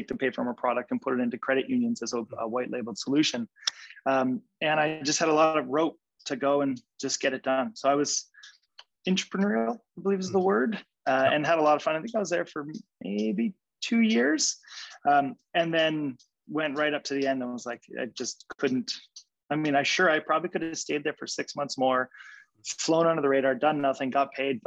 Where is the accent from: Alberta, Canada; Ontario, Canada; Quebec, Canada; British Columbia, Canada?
British Columbia, Canada; Vancouver; also born or lived in Kootenays; we're from Vancouver. We have some nice boats here